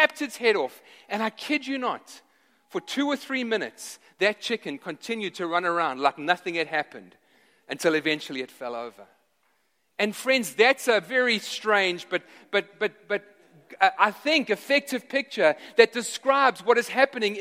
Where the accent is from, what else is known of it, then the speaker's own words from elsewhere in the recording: South Africa; moved away; I grew up in South Africa